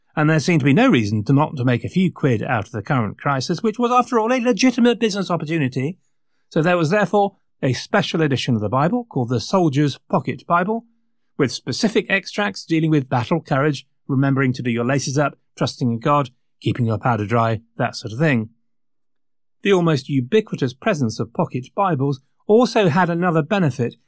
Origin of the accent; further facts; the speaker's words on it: England, United Kingdom; we're a hard-working bunch as English